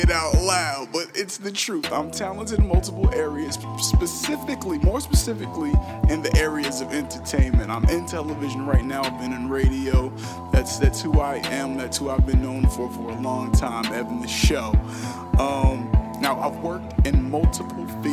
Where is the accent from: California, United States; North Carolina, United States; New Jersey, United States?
New Jersey, United States; Newark; I'm from Newark, New Jersey